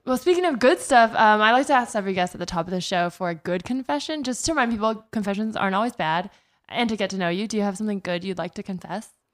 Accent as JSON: {"language": "English", "town": "Palo Alto", "region": "California", "country": "United States", "tie": "born or raised there", "also_born_or_lived": "New York", "moved": "as an adult", "lives_now": "Los Angeles, United States", "said": "I'm from, I grew up in the Bay"}